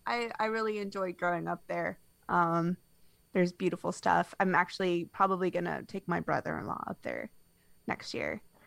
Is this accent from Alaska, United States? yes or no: yes; Near Anchorage, South Central area, Alaska, United States; I grew up in Alaska